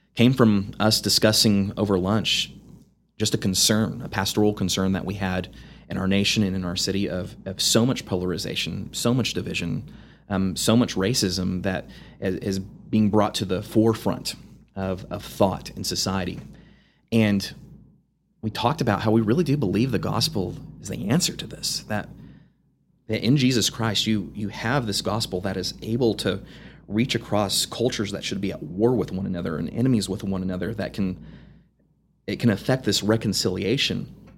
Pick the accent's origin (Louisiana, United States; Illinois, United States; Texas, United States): Texas, United States; Amarillo; I grew up in Amarillo. I grew up in Southwest Amarillo.